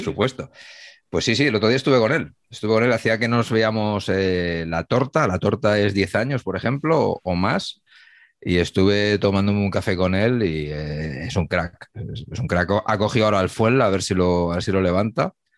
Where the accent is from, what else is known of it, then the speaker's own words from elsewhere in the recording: Humanes de Madrid, Community of Madrid, Spain; mi pueblo